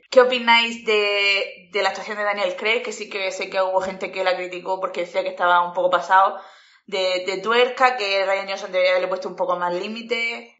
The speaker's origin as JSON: {"language": "Spanish", "country": "Spain", "also_born_or_lived": "Murcia", "said": "soy española"}